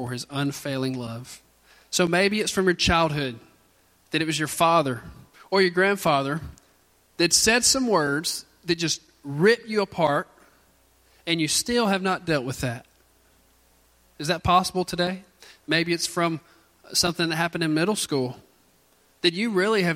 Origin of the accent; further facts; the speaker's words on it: Central Mississippi, United States; accent: hick from the sticks; If you're from Central Mississippi, you're gonna sound like a hick from the sticks, like me. That's where I'm from, and you just can't help it. That's how you were raised.